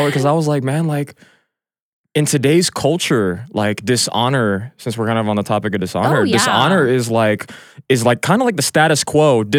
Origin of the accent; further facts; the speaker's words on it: Canada; I'm Canadian. I'm Canadian, though.